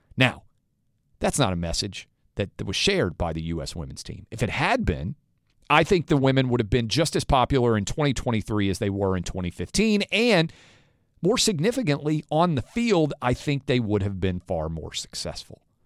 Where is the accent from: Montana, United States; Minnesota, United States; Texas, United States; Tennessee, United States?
Tennessee, United States; Nashville; Nashville, my hometown